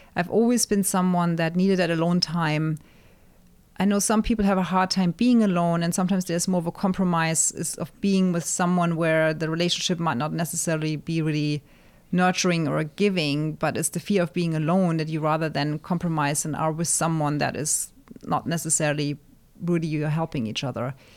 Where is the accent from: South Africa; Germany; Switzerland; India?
Germany; moved away as an adult; also born or lived in England; now in United States; being born and raised in Germany, my mom being German, my dad being North African